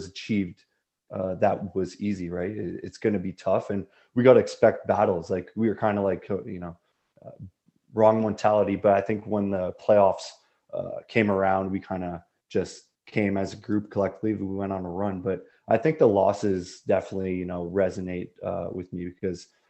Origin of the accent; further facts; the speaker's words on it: Montreal, Quebec, Canada; moved away; Montreal, my hometown